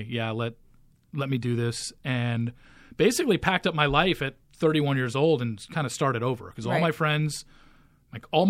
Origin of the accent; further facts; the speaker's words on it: Orange County, California, United States; moved away as an adult; also born or lived in Los Angeles, United States; now in Dallas, United States; I grew up in Orange County.